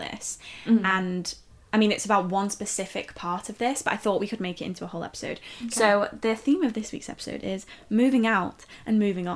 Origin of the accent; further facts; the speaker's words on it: near Liverpool, North West England, United Kingdom; moved away as an adult; also born or lived in Leeds; I grew up near Liverpool